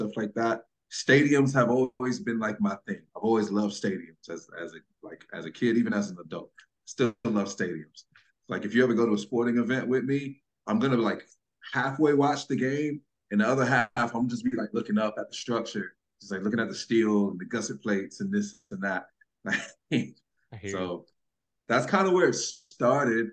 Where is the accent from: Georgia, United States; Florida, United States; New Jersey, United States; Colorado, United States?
Georgia, United States; Marietta; now in Miami, United States; I'm from the West Side, Cobb County. So Marietta area is where I grew up